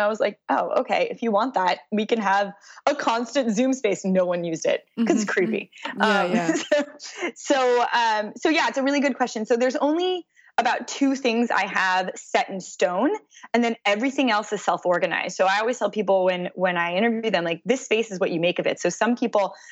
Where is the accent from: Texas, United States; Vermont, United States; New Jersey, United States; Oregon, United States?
Texas, United States; now in Manhattan, United States; I'm originally from Texas